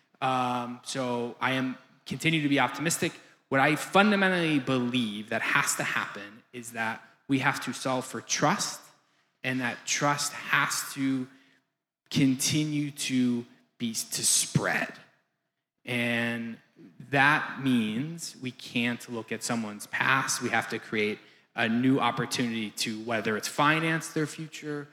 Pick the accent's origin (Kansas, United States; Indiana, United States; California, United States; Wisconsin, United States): Wisconsin, United States; Green Bay; I'm from Wisconsin as well, so I am Green Bay